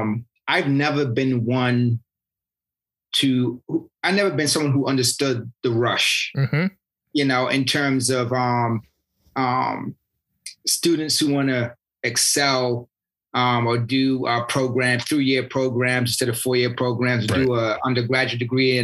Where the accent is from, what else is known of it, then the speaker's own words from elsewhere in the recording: United Kingdom; I'm British and I played soccer, you know, most of my life.